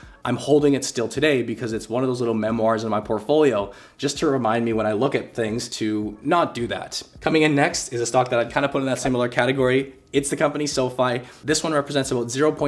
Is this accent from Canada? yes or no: yes; Canada; now in Vancouver, Canada; I am a Canadian